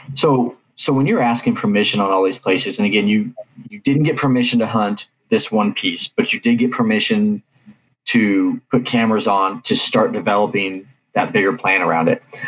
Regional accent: Kansas, United States; growing up in Kansas

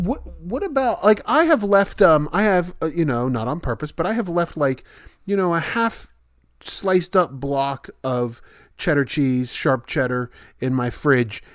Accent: West Virginia, United States; my home state's West Virginia.

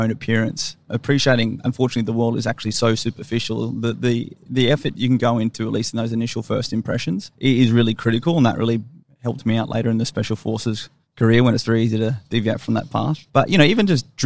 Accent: Brisbane, Queensland, Australia; moved away as an adult; also born or lived in Sydney / Fayetteville, North Carolina / Canberra; I grew up in Fernie Grove. There wasn't a lot going on there up in the northern suburbs of Brisbane.

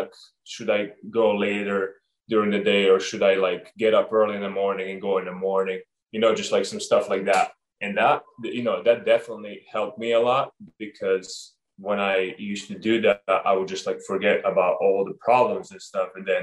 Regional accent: Montenegro; moved away; also born or lived in Oregon; growing up in Montenegro, I got to learn a lot of that from my parents and my cousins and my friends

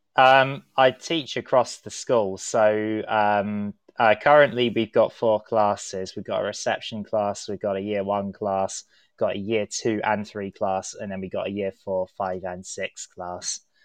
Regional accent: London, United Kingdom; I am a Londoner myself

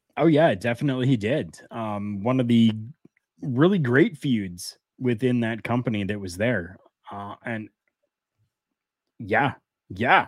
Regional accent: Canada; we're Canadian

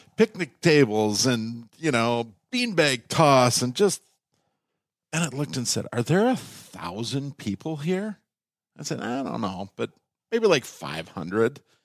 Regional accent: Minnesota, United States; also born or lived in Canada; I was born in Canada. They had a place on the Ottawa River in a logging town called Fort Collonge. And when they moved to Minnesota

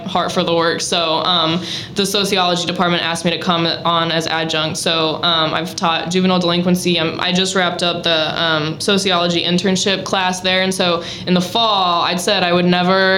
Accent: Fowler, Indiana, United States; now in Valparaiso, United States; I grew up in Fowler, a little cornfield down by West Lafayette

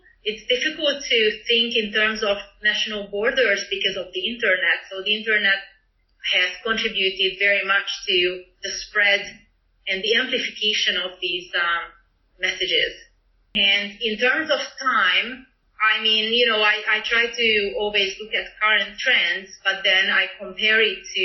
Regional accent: Hungary; moved away as an adult; also born or lived in Vienna, Austria; now in United States; I was born and raised in Hungary

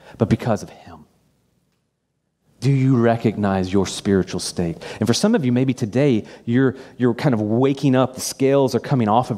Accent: United States; as an American

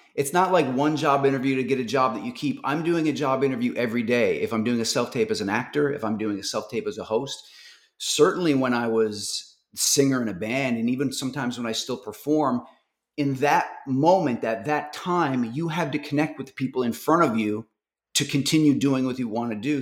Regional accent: Newfoundland and Labrador, Canada; moved away; I'm from Newfoundland

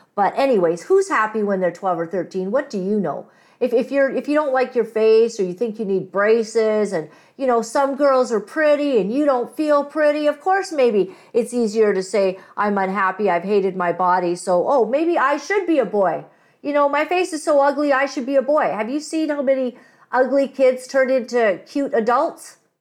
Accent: Kampala, Central Region, Uganda; now in Canada; I'm not Indian, but I was born in Kampala

